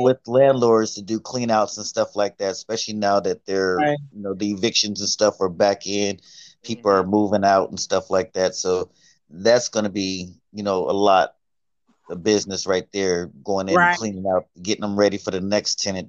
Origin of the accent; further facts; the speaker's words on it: San Diego, California, United States; also born or lived in Columbus; So I'm originally from Columbus. I was born here, but my father was in the Navy and was stationed in California. So I kind of grew up in California, in San Diego.